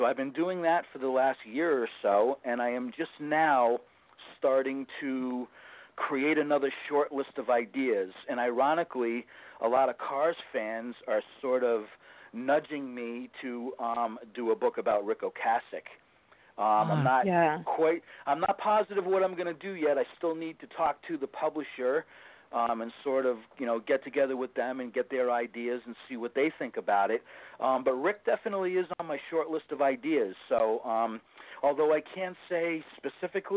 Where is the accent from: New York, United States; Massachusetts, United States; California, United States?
Massachusetts, United States; Boston; moved away; I'm originally from Boston